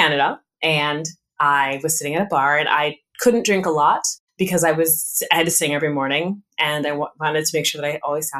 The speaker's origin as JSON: {"language": "English", "region": "California", "country": "United States", "tie": "born or raised there", "said": "I'm a military brat. My father was in the Air Force, so we did travel quite a bit. I grew up mostly though in California."}